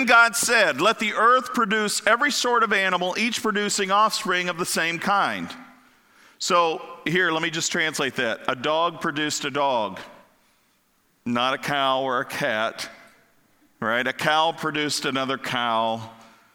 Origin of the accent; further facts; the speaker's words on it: Kentucky, United States; also born or lived in Florida / Ohio; now in Pennsylvania, United States; growing up in Kentucky